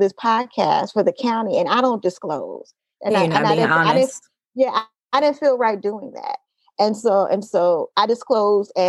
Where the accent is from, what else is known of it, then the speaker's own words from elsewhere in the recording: Oakland, California, United States; also born or lived in Los Angeles; I grew up in Oakland. I grew up specifically in East Oakland.